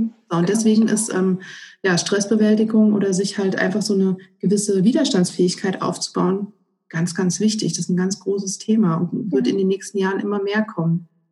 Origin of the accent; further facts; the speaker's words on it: Northern Hesse, Germany; wir kommen aus Nordhessen